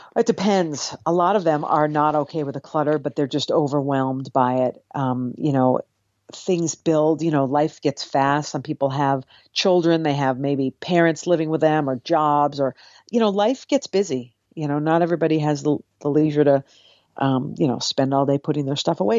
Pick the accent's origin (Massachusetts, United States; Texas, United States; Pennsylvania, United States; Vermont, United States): Massachusetts, United States; Cape Cod; now in New York City, United States; I grew up on Cape Cod.